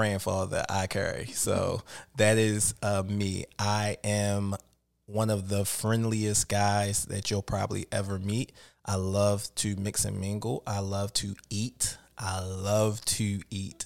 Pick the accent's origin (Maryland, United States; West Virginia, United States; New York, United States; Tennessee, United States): Maryland, United States; Baltimore; Born and raised in Baltimore.